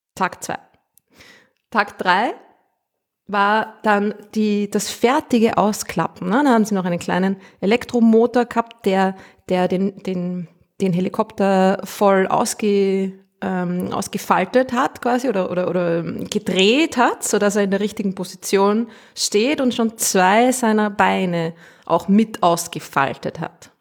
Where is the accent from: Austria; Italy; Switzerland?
Austria; accent: Austrian